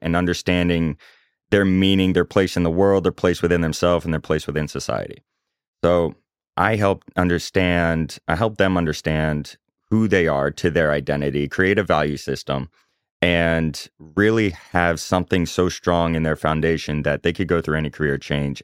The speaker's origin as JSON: {"language": "English", "town": "Chapel Hill", "region": "North Carolina", "country": "United States", "tie": "born or raised there", "also_born_or_lived": "Omaha, Nebraska", "moved": "as an adult", "lives_now": "Charlotte, United States", "said": "I grew up in Chapel Hill, North Carolina."}